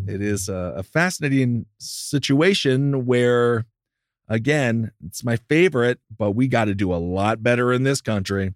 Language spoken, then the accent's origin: English; Wisconsin, United States; I'm from Wisconsin